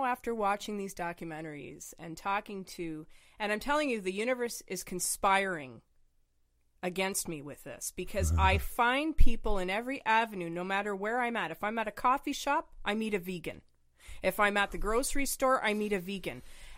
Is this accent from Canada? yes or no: no; Reading, South East England, United Kingdom; born there; because I was born in England. So my dad is full Brit, has the accent and everything, right? And I was born there in Reading.